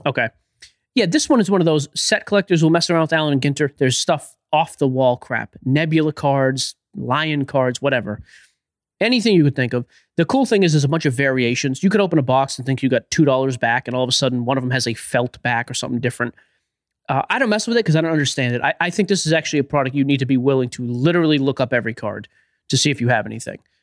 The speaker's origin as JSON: {"language": "English", "town": "Boston", "region": "Massachusetts", "country": "United States", "said": "I'm from Boston"}